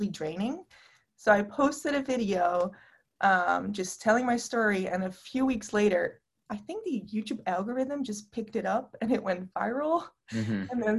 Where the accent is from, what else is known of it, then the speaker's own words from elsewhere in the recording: Netherlands; I'm from the Netherlands